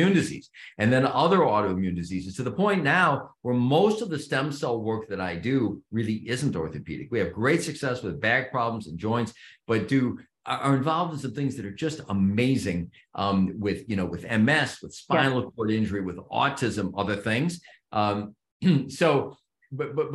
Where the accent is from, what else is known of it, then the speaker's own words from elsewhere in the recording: Chicago suburbs, Illinois, United States; I grew up in the Chicago burbs